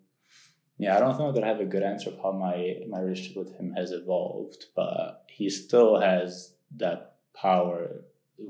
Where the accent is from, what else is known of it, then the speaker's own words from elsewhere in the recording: Italy; growing up in Italy